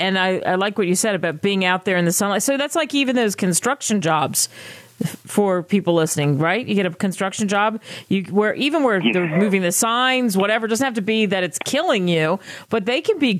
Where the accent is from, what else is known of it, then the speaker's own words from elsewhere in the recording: Philadelphia, Pennsylvania, United States; I'm from Philadelphia.